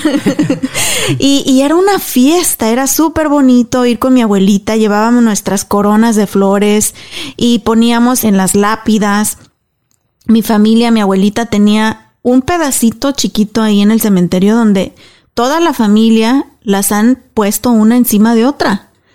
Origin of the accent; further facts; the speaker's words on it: Apaseo el Alto, Guanajuato, Mexico; en mi pueblo, yo soy de Apaso Alto, Guanajuato